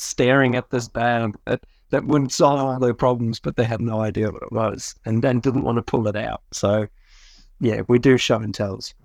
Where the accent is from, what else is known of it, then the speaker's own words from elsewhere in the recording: South Africa; moved away as an adult; I grew up in South Africa